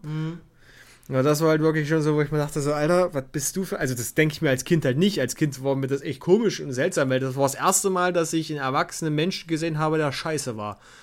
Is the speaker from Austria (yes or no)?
no; Bad Bibra area, Saxony-Anhalt, Germany; an meiner Schule in Bad Bibra